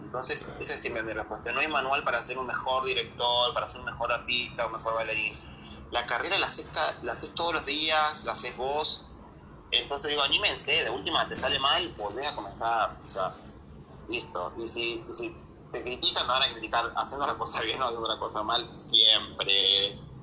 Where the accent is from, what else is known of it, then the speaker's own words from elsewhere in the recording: Barranqueras, Chaco, Argentina; moved away as an adult; also born or lived in Resistencia, Chaco; now in Buenos Aires, Argentina; Voy a ir a vivir en Resistencia, porque yo soy de Barranqueras, que es una localidad pegada a la capital de Chaco